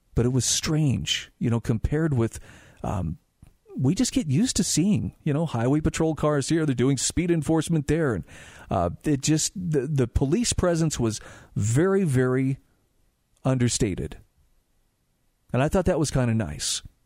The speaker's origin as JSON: {"language": "English", "town": "Salt Lake City", "region": "Utah", "country": "United States", "tie": "born or raised there", "said": "I grew up in Salt Lake City"}